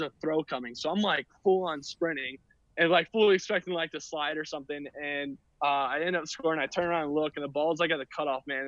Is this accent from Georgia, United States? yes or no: yes; Atlanta, Georgia, United States; born or raised there